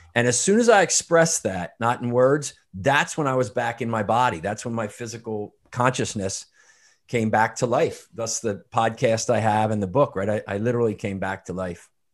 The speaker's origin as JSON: {"language": "English", "area": "outside of Philadelphia", "region": "Pennsylvania", "country": "United States", "tie": "born or raised there", "said": "I grew up outside of Philadelphia, um, Irish Catholic family"}